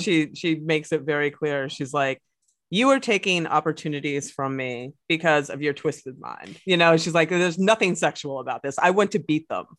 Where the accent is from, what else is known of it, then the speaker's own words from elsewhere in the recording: Pennsylvania, United States; I come from Pennsylvania, which is a big wrestling state